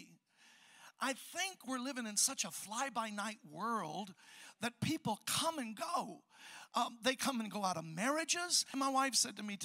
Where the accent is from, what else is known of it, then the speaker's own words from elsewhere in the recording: Chicago, Illinois, United States; I'm from Chicago, the south side, where you hear about all the homicide and everything going down